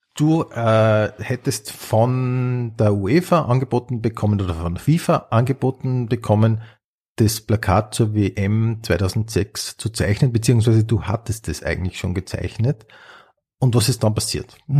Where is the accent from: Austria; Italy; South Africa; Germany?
Austria; Upper Austria; ich bin ja aus Oberösterreich